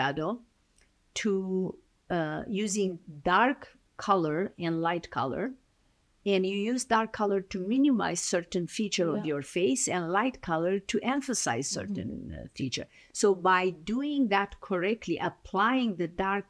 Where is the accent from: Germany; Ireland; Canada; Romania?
Romania; English is a second language; moved away as an adult; now in United States; I was born in Romania. Yeah. I emigrated in end of 1989